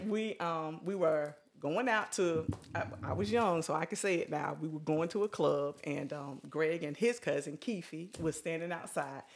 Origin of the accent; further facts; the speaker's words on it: Batesburg, South Carolina, United States; we're from Batesburg